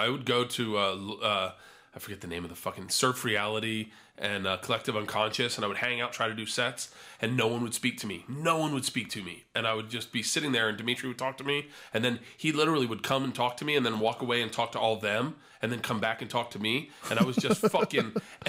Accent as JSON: {"language": "English", "region": "New York", "country": "United States", "tie": "born or raised there", "said": "I'm sitting hungover in my underwear on my couch that I grew up on in New York."}